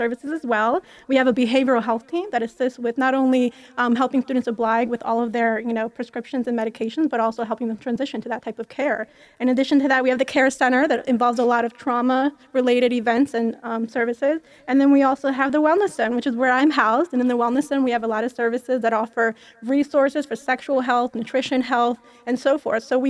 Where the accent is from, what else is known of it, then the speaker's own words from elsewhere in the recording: Albania; also born or lived in Philadelphia, United States; now in Las Vegas, United States; I'm actually from Southeastern Europe, Albania